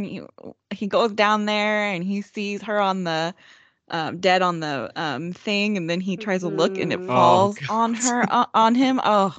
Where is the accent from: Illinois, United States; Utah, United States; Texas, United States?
Texas, United States; I'm from Texas.